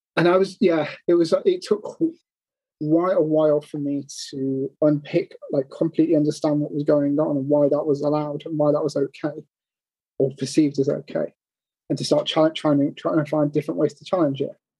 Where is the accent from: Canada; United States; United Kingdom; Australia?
United Kingdom; we're British